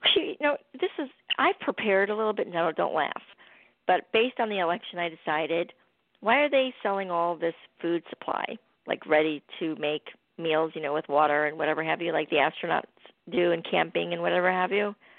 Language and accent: English; Chicago, Illinois, United States; moved away; I'm from Chicago originally